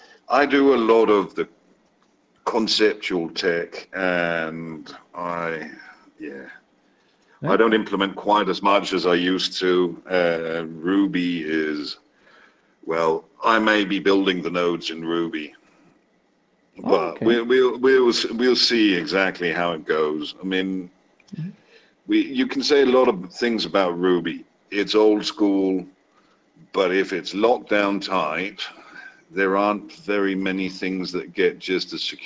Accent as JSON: {"language": "English", "country": "Denmark", "tie": "born or raised there", "also_born_or_lived": "Wales / China", "said": "My accent is probably one of the weirder ones, really, because from Wales, grew up in Denmark, but the longest I've lived anywhere has been China."}